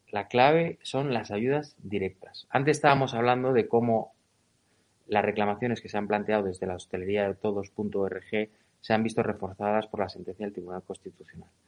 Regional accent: Spain

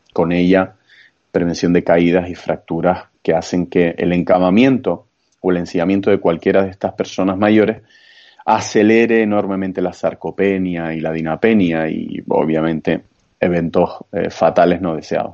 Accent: Santa Cruz de Tenerife, Canary Islands, Spain; soy chicharrero, como nos solemos llamar a los que somos de Tenerife, concretamente a los de la capital. Eh, soy de Santa Cruz de Tenerife

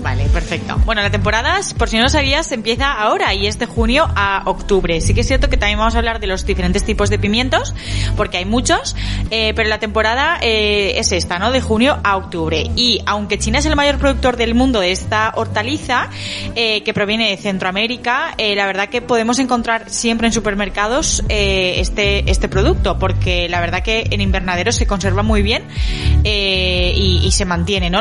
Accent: Galicia, Spain; yo como buena gallega

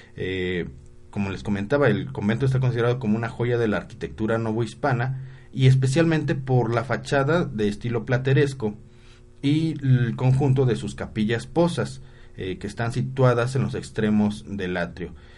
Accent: Puebla, Mexico; Aquí en nuestro estado de Puebla

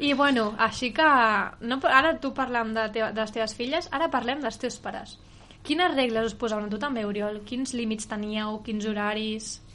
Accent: Sant Vicenç, Catalonia, Spain; som de Sant Vicenç

